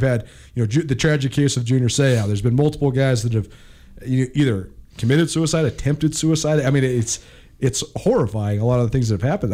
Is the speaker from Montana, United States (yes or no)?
yes; Missoula, Montana, United States; we were growing up in, in Missoula